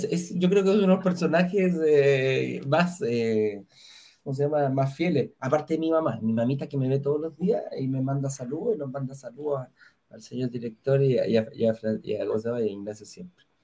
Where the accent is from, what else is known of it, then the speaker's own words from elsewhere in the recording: Chile; Ayer pagué la, la como buen chileno, uy, no se olviden de pagar el permiso de circulación, chiquillos.